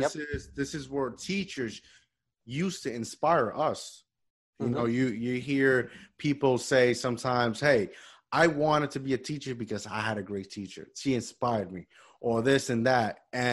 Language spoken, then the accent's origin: English; Puerto Rico; moved away; last year I went back to Puerto Rico after like 10 years and I visit my hometown school, elementary.